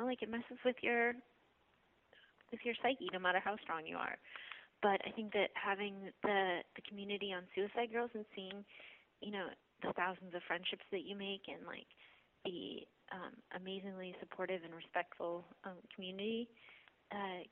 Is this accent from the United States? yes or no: yes; Portland, United States; I grew up in Portland